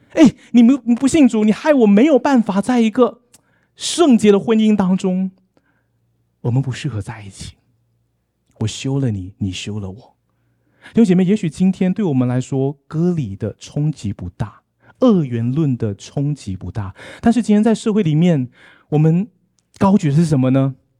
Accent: Malaysia; now in Taipei, Taiwan; 我今天来到马，马来西亚

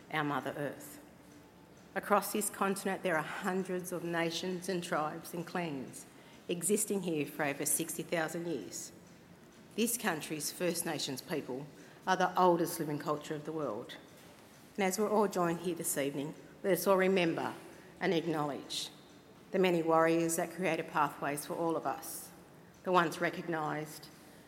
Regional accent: Cowra, New South Wales, Australia; I am a sovereign Wiradjuri woman. I come from Cowra, here in New South Wales

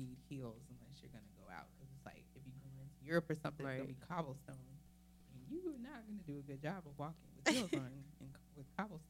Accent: Athens, Georgia, United States; now in Charlotte, United States; Nene and Phaedra are both from my hometown.

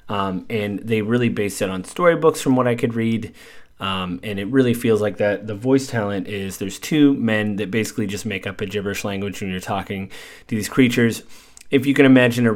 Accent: United States; being American

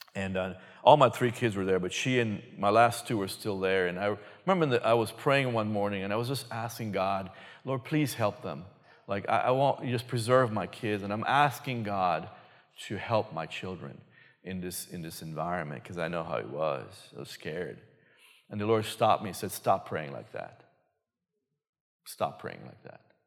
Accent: Belize; moved away; originally, me and my wife from a little country called Belize, previously known as British Honduras

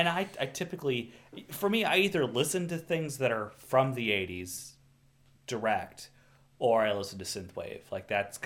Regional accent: Minnesota, United States; I curse my ancestors for choosing Minnesota to live. I have a whole side of southerner, like, Kentucky relatives

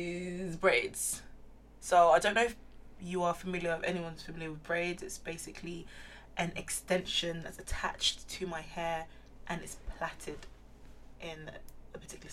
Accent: Nigeria; I'm Nigerian.

